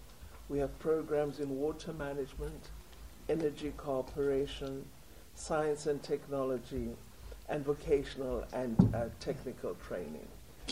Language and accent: English; Cape Town, Western Cape, South Africa; now in Pretoria, South Africa; in my hometown, Cape Town.